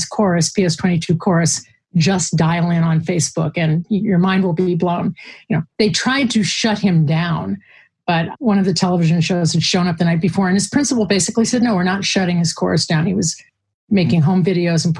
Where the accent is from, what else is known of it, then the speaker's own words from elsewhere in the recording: Chicago, Illinois, United States; I'm from Chicago.